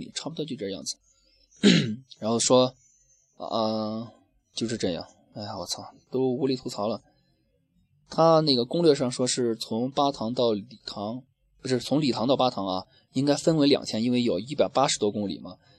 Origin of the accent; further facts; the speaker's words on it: Shaanxi, China; 我们陕西那边儿一碗面是直接环保的，直接吃饱